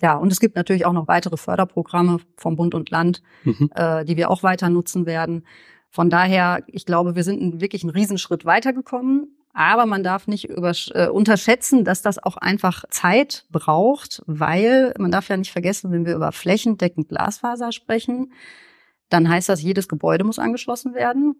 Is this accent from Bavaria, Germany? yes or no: no; Horn-Bad Meinberg, North Rhine-Westphalia, Germany; also born or lived in Steinheim; Geboren in Steinheim im Kreis Höxter, aufgewachsen in Hornbad Meinberg im Kreis Lippe.